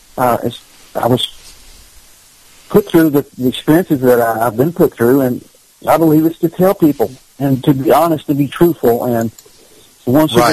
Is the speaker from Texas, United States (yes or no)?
no; Kentucky, United States; I'm from Kentucky